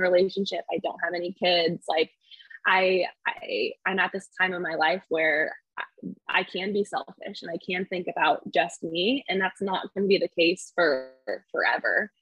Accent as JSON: {"language": "English", "town": "Clovis", "region": "California", "country": "United States", "tie": "born or raised there", "also_born_or_lived": "San Diego, California", "said": "I grew up in California in the mountains above Fresno in a really small town um, called Clovis"}